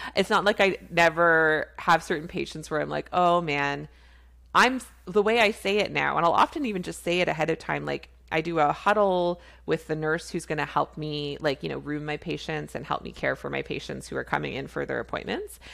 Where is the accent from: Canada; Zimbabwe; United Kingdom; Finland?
Canada; I'm a Canadian family physician